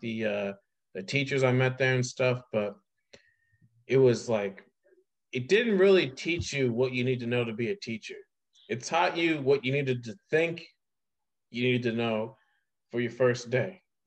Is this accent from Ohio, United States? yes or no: yes; Ohio, United States; now in New York, United States; I was like Ohio